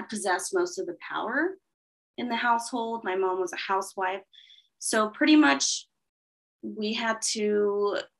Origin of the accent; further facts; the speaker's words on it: a small city in Los Angeles, California, United States; my dad was born and raised in actually the town that I was born and raised in, which is a small city in Los Angeles